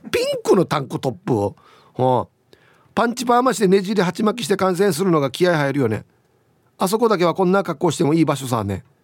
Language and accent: Japanese; Yomitan, Okinawa, Japan; 私もまあ読谷出身だけど石川とか具志川はレベルが違う感じがする